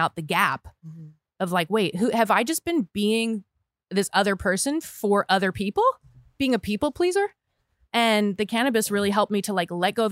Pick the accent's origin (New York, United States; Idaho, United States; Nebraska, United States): Nebraska, United States; moved away as an adult; also born or lived in Boston; So I grew up in Nebraska, which is a wonderful place to grow up